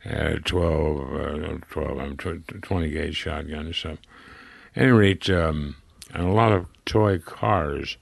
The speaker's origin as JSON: {"language": "English", "town": "Springfield", "region": "Ohio", "country": "United States", "tie": "born or raised there", "also_born_or_lived": "Dayton, Ohio", "moved": "yes", "lives_now": "Santa Barbara, United States", "said": "this is Springfield, Ohio, where I was born in Dayton, but when they got divorced, I moved from Dayton to Springfield and with my grandmother and my mother"}